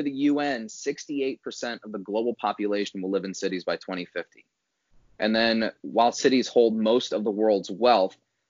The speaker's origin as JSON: {"language": "English", "region": "Northwest Indiana", "country": "United States", "tie": "born or raised there", "said": "I grew up in Northwest Indiana."}